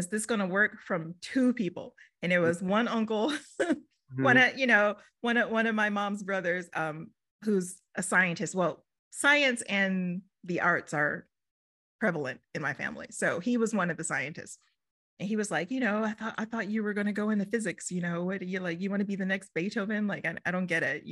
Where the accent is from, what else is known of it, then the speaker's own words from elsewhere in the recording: Houston, Texas, United States; moved away as an adult; now in Los Angeles, United States; I'm from Houston, Texas.